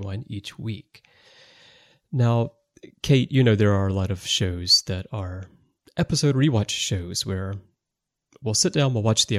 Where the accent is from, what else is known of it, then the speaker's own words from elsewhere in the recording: United States; growing up in America in the 80s